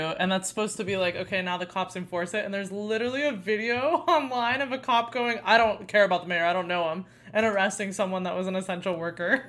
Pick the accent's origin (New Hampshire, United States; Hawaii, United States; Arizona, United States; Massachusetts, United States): Arizona, United States; I grew up in Arizona